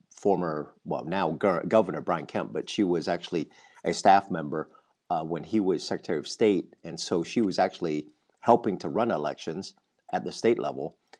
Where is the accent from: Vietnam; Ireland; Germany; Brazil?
Vietnam; also born or lived in Australia; now in United States; was born and raised in Vietnam, having lived in Australia